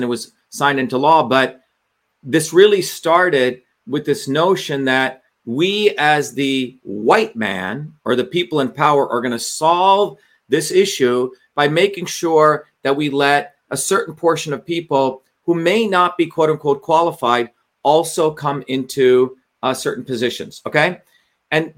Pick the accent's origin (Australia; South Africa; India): India; now in United States; I was born in India